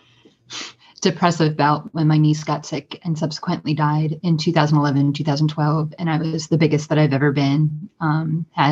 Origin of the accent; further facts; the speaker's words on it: United States; as an American woman